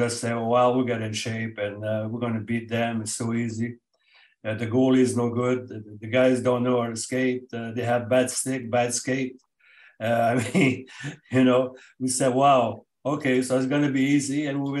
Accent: Canada; We're Canadian

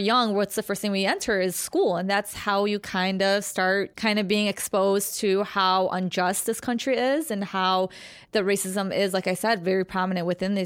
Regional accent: Chicago, Illinois, United States; We're from Chicago

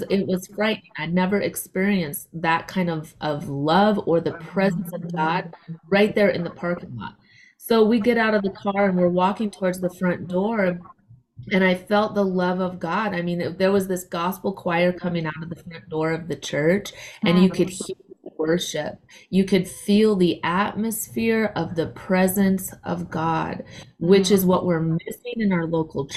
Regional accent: South Dakota, United States; moved away; So I am originally from South Dakota.

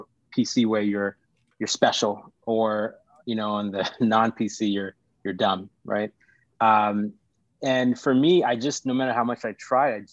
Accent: Los Angeles, California, United States; also born or lived in Sri Lanka / India; growing up in California, it's going to LAUSD, which is our high school district

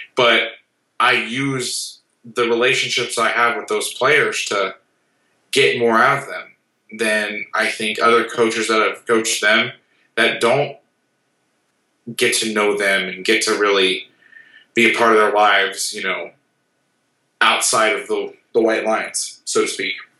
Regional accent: Orlando, Florida, United States; Growing up in Orlando

